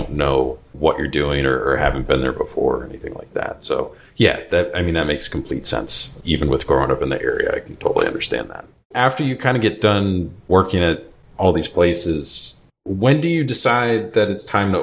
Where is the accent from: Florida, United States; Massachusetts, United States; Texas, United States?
Massachusetts, United States; Cape Cod; I grew up on Cape Cod